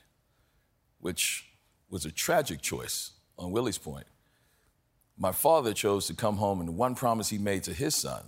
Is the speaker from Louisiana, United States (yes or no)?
yes; New Orleans, Louisiana, United States; I'm from New Orleans, so, you know, even when I was growing up in the 60s and 70s